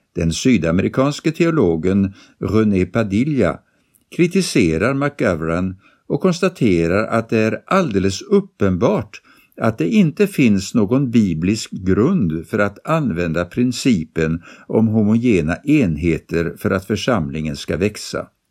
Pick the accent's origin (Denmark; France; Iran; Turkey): France; now in Sweden; Under min uppväxt i Frankrike på 80-talet och början av 90-talet